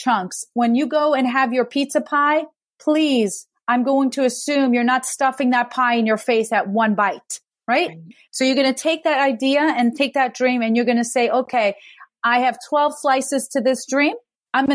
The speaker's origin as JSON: {"language": "English", "region": "New York", "country": "United States", "said": "I'm a New Yorker"}